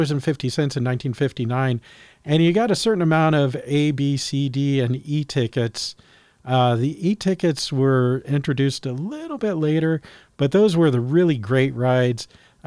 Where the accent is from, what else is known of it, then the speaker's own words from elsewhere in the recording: California, United States; Of course, growing up in Christian schools, private schools in California, there was Christian School Day.